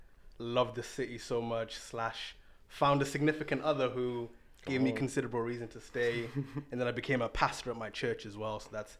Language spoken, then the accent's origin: English; Newcastle, North East England, United Kingdom; also born or lived in Zimbabwe; I'm originally from Zimbabwe, but I kind of grew up in Newcastle. So shout out 0191.